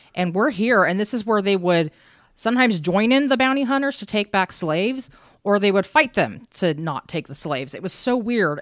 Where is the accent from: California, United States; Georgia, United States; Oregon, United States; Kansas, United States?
Kansas, United States; I'm from Kansas. I actually, we live here right now, but I'm from here